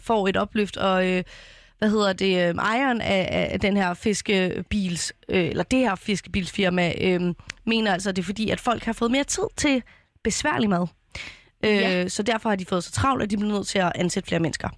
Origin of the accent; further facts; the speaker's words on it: Copenhagen, Capital Region of Denmark, Denmark; kommer fra min hjemby, Vandløse